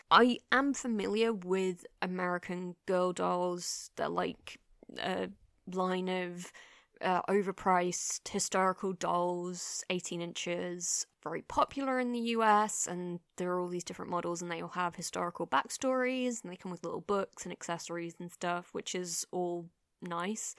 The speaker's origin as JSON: {"language": "English", "region": "England", "country": "United Kingdom", "said": "as an English person"}